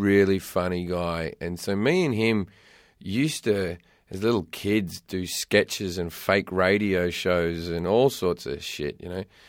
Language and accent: English; Australia; also born or lived in London; now in California, United States; growing up in Australia and then living in London